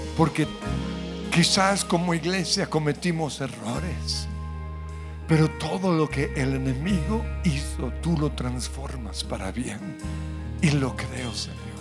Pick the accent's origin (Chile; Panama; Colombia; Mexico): Colombia; como colombianos